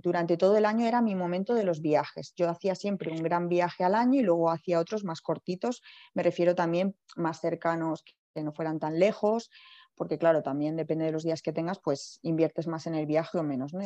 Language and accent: Spanish; Alcalá de Henares, Community of Madrid, Spain; yo soy natural de Alcalá de Henares